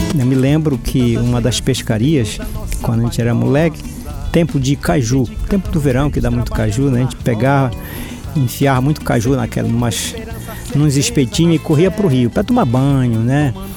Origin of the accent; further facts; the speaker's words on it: São Pedro do Arapiuns, Pará, Brazil; moved away as an adult; eu sou natural de São Pedro do Rio Arapiuns, tenho 65 anos de idade, nasci e me criei no Arapiuns. Saí de lá já com os meus 33 anos de idade